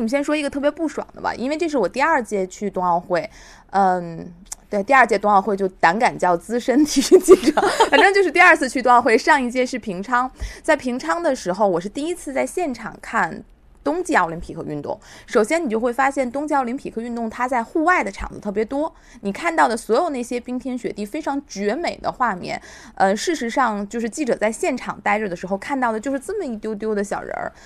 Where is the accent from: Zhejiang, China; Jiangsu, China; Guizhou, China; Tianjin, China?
Tianjin, China; accent: Tianjin dialect; 用我们天津话说